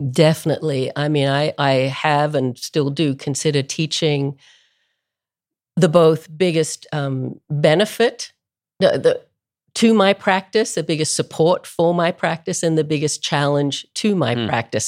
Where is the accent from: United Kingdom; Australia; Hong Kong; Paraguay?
Australia; Melbourne, Victoria; moved away as an adult; I grew up in Melbourne, Australia, which is a long way from anywhere.